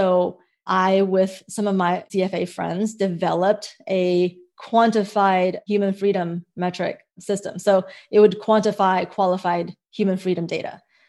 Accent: United States; also born or lived in Hong Kong; And I realized the difference that growing up in America and the difference that freedom made in my life and also in these various markets.

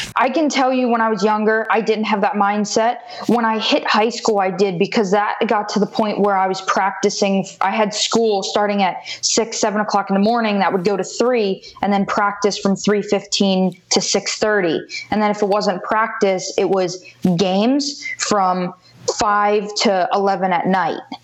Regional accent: Wellington, Florida, United States; also born or lived in Davie, Florida; I moved up to Wellington, Florida, so about an hour north of Miami when I was about three and a half, four

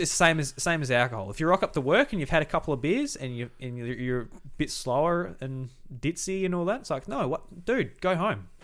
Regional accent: Australia; being Australian

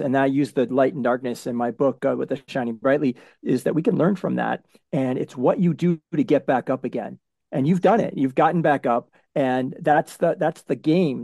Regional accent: New England, United States; I'm from New England

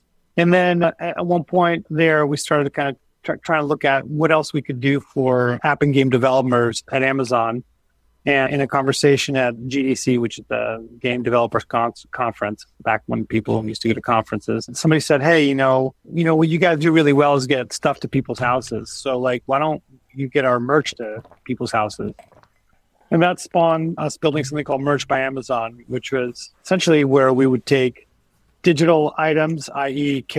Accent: Lisbon, Portugal; now in United States; I was born and raised in Lisbon in Portugal. And then I moved to the U.S. because my parents became diplomats for Portugal. So we traveled around the world.

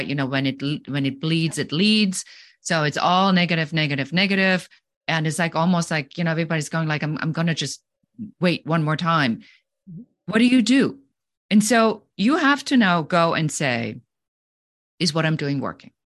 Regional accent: Germany; moved away as an adult; now in United States; I'm originally from Germany

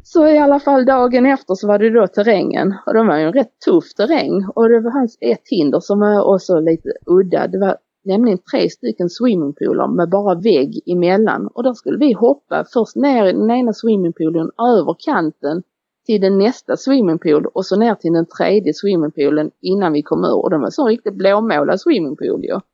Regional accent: Beddingestrand, Skåne, Sweden; vi är ju födda nere i Beddingestrand i ett samhälle där nere och vi bodde i en villa ju.

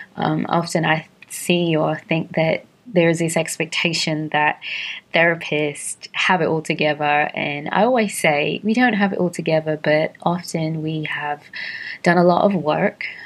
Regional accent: London, United Kingdom; moved away as an adult; now in Atlanta, United States; I was born and raised in London to Caribbean parents, and I have been living in Atlanta for the past 13 and a half years

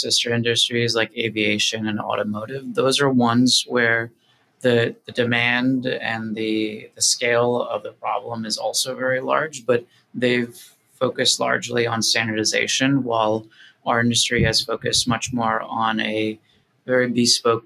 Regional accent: New Jersey, United States; moved away; also born or lived in Brooklyn, New York; my home state of New Jersey

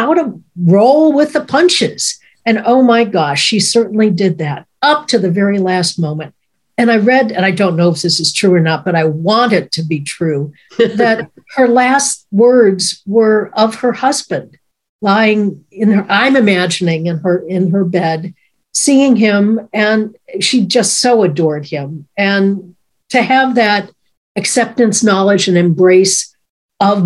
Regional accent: Chicago, Illinois, United States; I even ended up in my hometown studying at the Second City.

